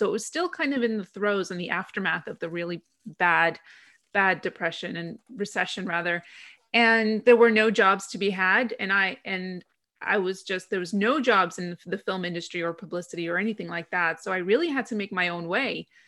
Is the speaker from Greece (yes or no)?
yes; Greece; also born or lived in London, United Kingdom; I'm originally from Greece, so when I moved back to Greece after spending 2 years in London working as a film publicist